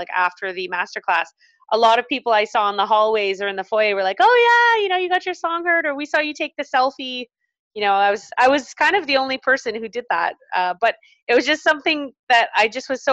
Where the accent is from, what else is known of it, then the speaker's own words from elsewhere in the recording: Calgary, Alberta, Canada; Calgary, which is my hometown as well